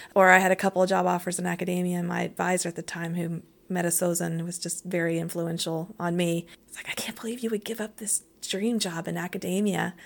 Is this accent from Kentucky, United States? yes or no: yes; Lexington, Kentucky, United States; I grew up in Kentucky. Kentucky, Lexington, Kentucky